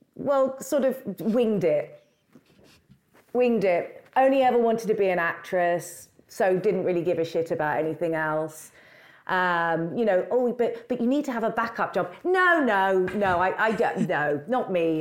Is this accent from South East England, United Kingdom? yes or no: no; London, United Kingdom; I grew up in London